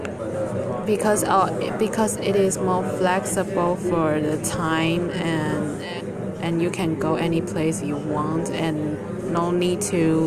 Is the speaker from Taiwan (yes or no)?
yes; Taichung, Taiwan; English is a second language; moved away as an adult; now in Kinmen, Taiwan; my hometown is Taichung